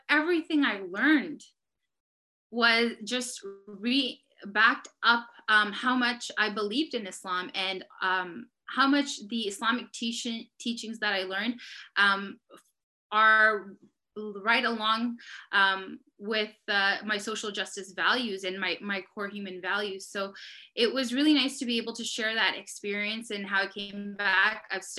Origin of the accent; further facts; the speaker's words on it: Surrey, South East England, United Kingdom; I was born and raised in Surrey, that I was born into a Muslim family